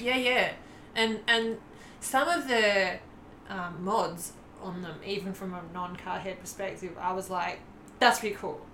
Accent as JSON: {"language": "English", "country": "Australia", "said": "as an Australian"}